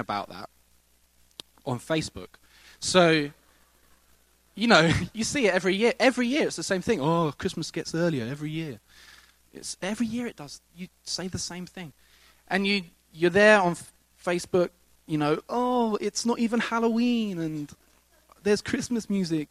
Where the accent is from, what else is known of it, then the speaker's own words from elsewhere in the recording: England, United Kingdom; now in United States; I come from England